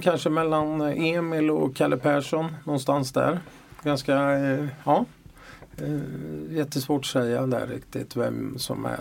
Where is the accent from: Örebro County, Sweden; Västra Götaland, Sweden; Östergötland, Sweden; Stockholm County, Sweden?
Örebro County, Sweden; Örebro; accent: Örebro dialect; moved away as an adult; now in Malmö, Sweden; jag tror folk hör att jag är från Örebro. Eh, ändå har jag liksom bott eh, nästan hela mitt vuxna liv i Malmö, men eh, dialekten släpper jag tydligen inte.